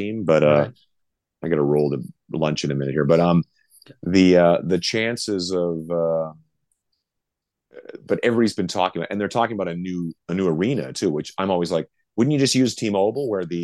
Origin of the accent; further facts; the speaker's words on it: Canada; now in Las Vegas, United States; we're both from Canada